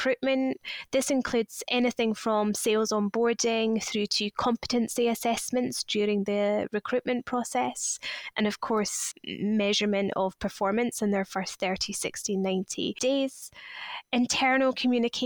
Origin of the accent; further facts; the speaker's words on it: Scotland, United Kingdom; moved away as an adult; also born or lived in Leeds; now in London, United Kingdom; I'm originally from Scotland, but have been living in London or around London since 2010